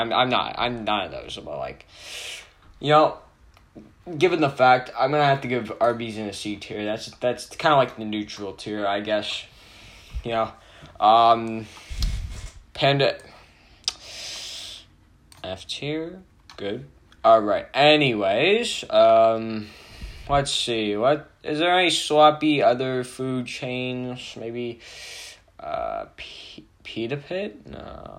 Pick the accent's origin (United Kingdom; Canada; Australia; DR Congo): Canada; I'm actually Canadian